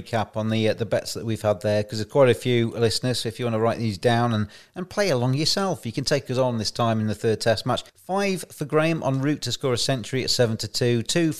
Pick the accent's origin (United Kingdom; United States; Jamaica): United Kingdom; England; our biggest rivalry as English people is Australia, isn't it?